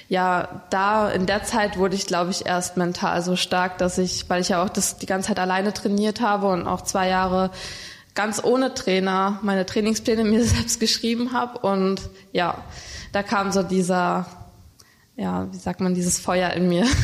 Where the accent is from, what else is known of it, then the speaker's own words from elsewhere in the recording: Brandenburg, Germany; now in Heidelberg, Germany; habe dann meine Heimat in Brandenburg verlassen, bin dann nach Heidelberg gezogen